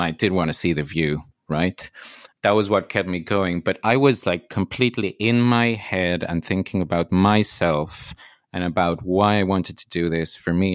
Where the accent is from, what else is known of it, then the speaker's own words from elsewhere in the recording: Mexico; I'm from Mexico